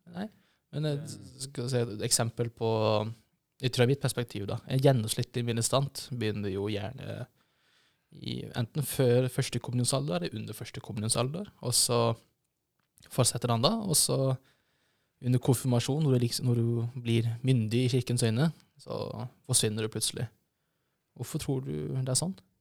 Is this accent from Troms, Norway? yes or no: no; Kristiansand, Agder, Norway; moved away; jeg kommer jo fra Kristiansand, og i Kristiansand så på en, en, periode så var det jo på en måte slags verneplikt å bli ministant